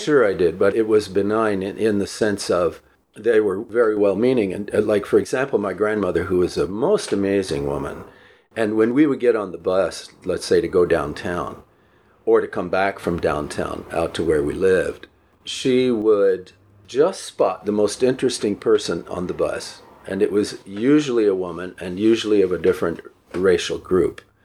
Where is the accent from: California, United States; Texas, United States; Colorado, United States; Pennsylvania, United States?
Texas, United States; El Paso; also born or lived in New York / New Jersey; I grew up in El Paso